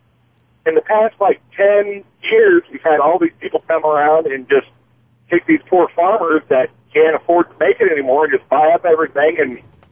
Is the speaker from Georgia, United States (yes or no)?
no; Illinois, United States; I grew up in the Midwest. I'm from Illinois, okay?